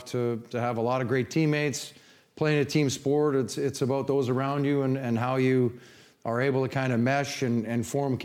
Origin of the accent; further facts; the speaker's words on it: Canada; moved away as an adult; also born or lived in Hartford; now in St. Louis, United States; coming from nowhere, Canada. If I showed you where my hometown was, you'd go, ooh, man, that's up there.